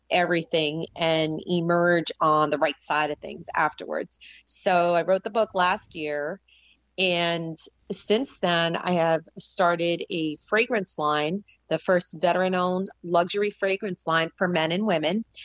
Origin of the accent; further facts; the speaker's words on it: New York City, New York, United States; before growing up in the New York City area and the catalyst of, of seeing September 11th, 2001.